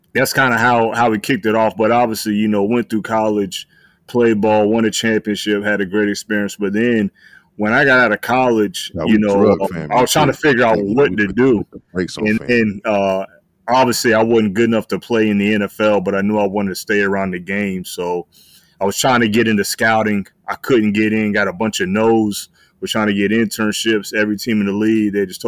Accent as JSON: {"language": "English", "town": "Tampa", "region": "Florida", "country": "United States", "tie": "born or raised there", "also_born_or_lived": "North Carolina", "moved": "as an adult", "said": "I was raised in Tampa, Florida"}